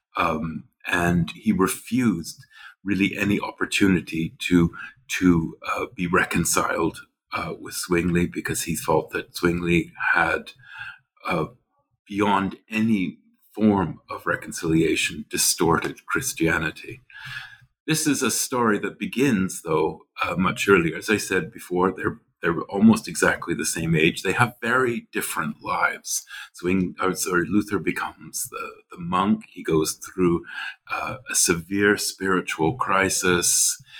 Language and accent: English; western prairies of Canada, Canadian Prairies, Canada; moved away as an adult; also born or lived in Nova Scotia, Canada / St Andrews, Scotland / Germany / Switzerland; now in New Haven, United States; I grew up in Canada, uh, the western prairies of Canada